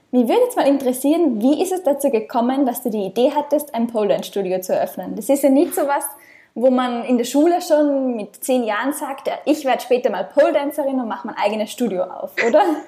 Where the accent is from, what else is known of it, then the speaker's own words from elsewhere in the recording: Austria; moved away; ich komme ursprünglich aus Österreich